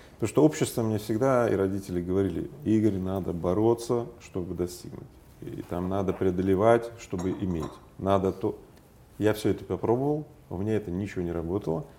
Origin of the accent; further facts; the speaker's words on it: Magnitogorsk, Chelyabinsk Oblast, Russia; moved away; я был на одном из объектов в Магнитогорске, в моем родном городе